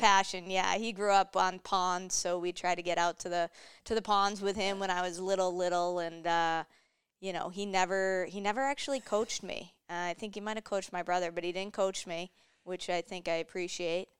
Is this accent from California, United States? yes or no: no; Mansfield, Massachusetts, United States; moved away as an adult; also born or lived in Boston; now in Minnesota, United States; I grew up in Mansfield.